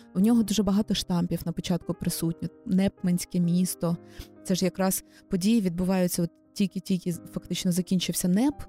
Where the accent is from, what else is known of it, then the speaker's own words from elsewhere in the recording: Kyiv, Ukraine; я народилася в Києві, живу тут з народження